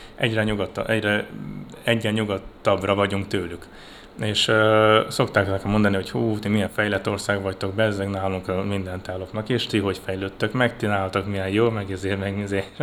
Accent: Budapest, Hungary; moved away as an adult; now in Romania; én magyar vagyok, Budapestről, én Budapesten születtem

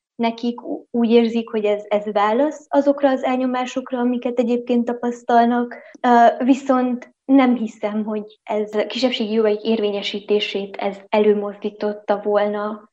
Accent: Transylvania, Romania; erdélyi magyar vagyok

